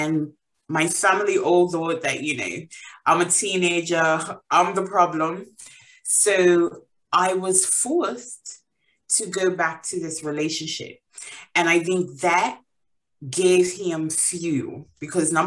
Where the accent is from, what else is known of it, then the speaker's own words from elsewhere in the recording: Bermuda; moved away as an adult; now in England; So I am originally from Bermuda. I was born and raised there. I moved to England about 8 years ago